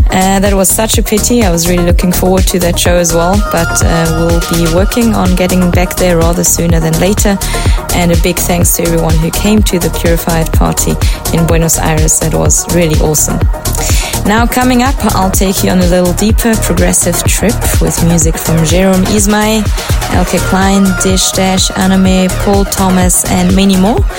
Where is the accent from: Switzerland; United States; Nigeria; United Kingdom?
Switzerland; I'm back in my home country of Switzerland